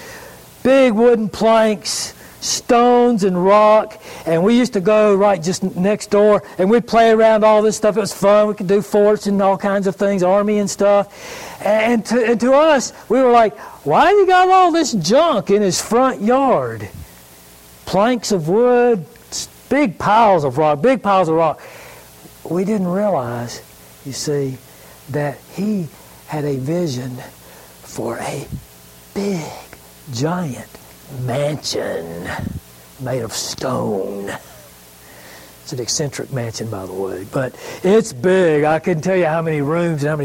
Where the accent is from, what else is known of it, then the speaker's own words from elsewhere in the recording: Greenville, South Carolina, United States; I grew up in Greenville, and I had an uncle, kind of a famous uncle in the history of South Carolina